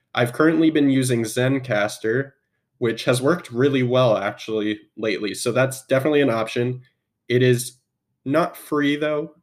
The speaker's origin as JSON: {"language": "English", "town": "Spokane", "region": "Washington", "country": "United States", "tie": "born or raised there", "also_born_or_lived": "Seattle", "said": "I am from Spokane. Well, I was born in Seattle, but I moved to Spokane at a young age and was raised mostly in Spokane."}